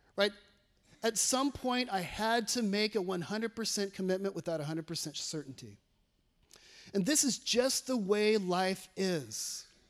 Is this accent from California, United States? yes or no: yes; California, United States; moved away as an adult; now in Batesville, United States; I'm from California